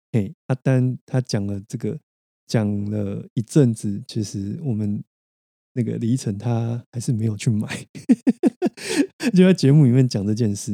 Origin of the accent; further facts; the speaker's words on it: Taiwan; 而不是整块台湾国土的话，或许我们都可能比新加坡来的高